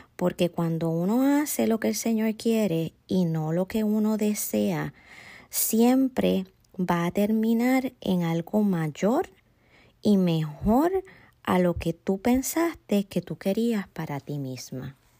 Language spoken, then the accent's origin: Spanish; Puerto Rico; Soy puertorriqueña, a mucho orgullo